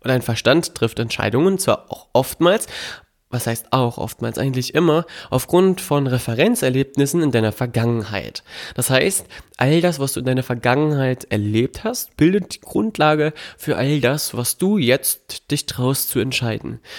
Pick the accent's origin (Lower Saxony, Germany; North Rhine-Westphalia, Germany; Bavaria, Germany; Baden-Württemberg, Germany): Lower Saxony, Germany; Melle; Meine Heimatstadt Melle, da wo ich herkomme, da wo meine Eltern auch leben, ähm, hat mir nicht gereicht vielleicht.